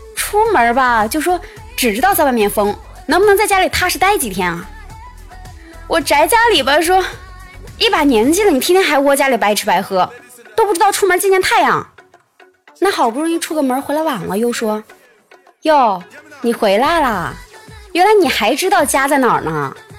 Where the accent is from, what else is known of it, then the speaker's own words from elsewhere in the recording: Shiyan, Hubei, China; 在我的家乡实验呀，还有另外一种好喝的黄酒，叫做樊陵黄酒